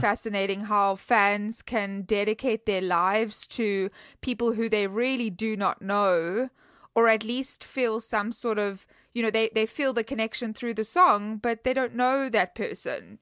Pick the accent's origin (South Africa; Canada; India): South Africa; I'm from South Africa